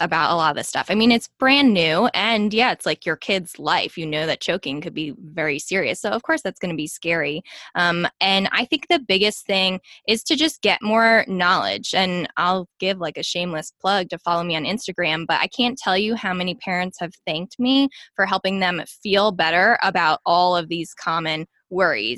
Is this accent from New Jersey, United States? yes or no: yes; New Jersey, United States; accent: Jersey; now in Dallas, United States; We live in Dallas. I'm from New Jersey, and I really try to tone down my Jersey accent